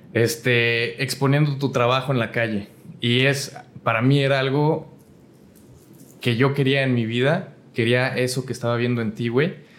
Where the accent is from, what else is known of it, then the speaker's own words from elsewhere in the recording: Aguascalientes, Mexico; moved away as an adult; que soy de Aguascalientes, este, creo que mi mentalidad mientras crecía yo allá